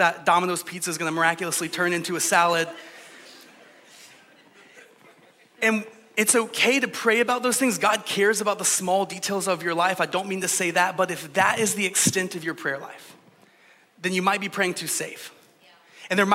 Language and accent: English; Georgia, United States; I'm from Georgia, so in the South, we say things like, bless your heart.